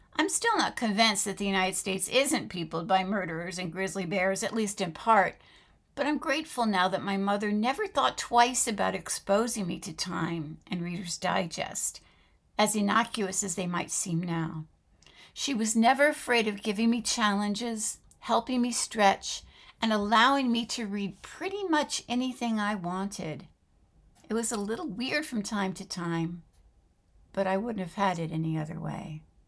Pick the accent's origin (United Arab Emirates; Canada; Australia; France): France; moved away; My mother was American, but my father was French, and I grew up living in France